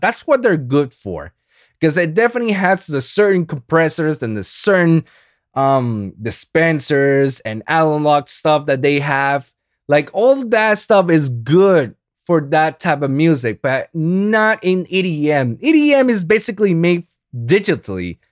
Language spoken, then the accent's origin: English; Puerto Rico; first language Spanish; English is a second language; I'm Boricua, man. I, I'm, I'm, Spanish is my first language